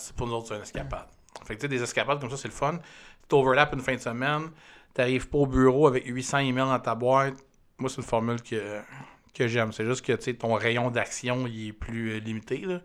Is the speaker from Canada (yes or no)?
yes; Canada; on vient du Canada